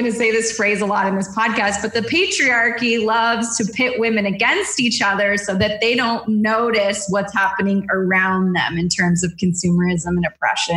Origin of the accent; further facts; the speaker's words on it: Southern California, United States; I grew up in Southern California